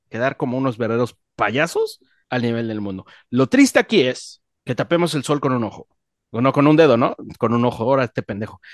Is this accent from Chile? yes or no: no; Mexico; Yo soy mexicano, me mama mi país, amo mi país